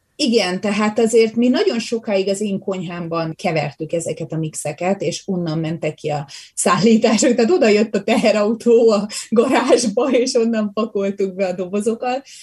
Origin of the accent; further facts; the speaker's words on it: Hungary; moved away as an adult; now in Canada; Én a természetemben még mindig magyar vagyok, és az is maradok.